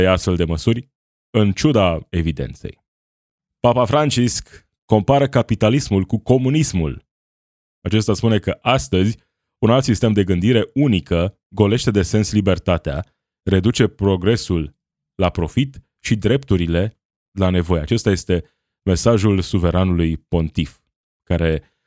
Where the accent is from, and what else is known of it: Romania